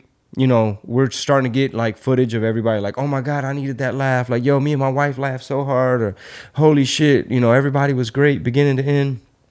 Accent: United States; you and I had the luxury of growing up in America with a different system.

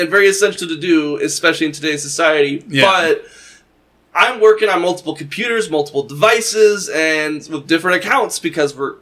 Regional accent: Brighton, Minnesota, United States; moved away; Brighton, Minnesota. So, okay. Like, that's a small city, like, you're talking 1,000 people

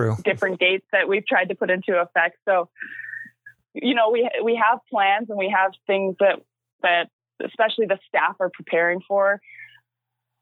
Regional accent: Maple Ridge, British Columbia, Canada; I started out in my hometown, Maple Ridge. So that's where I'm from. That's where I still call home.

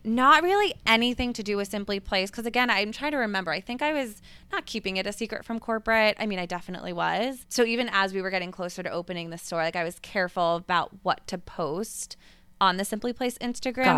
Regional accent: Westchester, New York, United States; moved away; I grew up in Westchester, New York

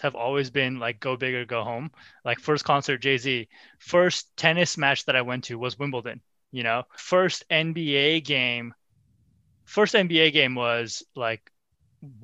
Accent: Pakistan; English is a second language; moved away; I was born in Pakistan, and you know, English is my third language. And I haven't spoken my mother tongue in so long

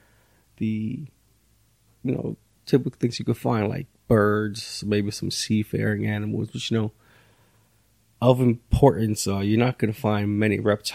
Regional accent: New York City, New York, United States; I've been born and raised in New York City, Queens, Brooklyn, Bronx occasionally.

